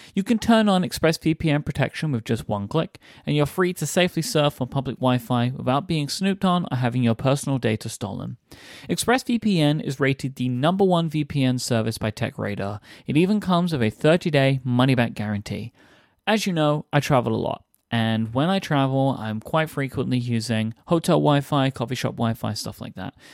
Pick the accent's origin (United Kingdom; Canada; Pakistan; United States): United Kingdom; London; I grew up in London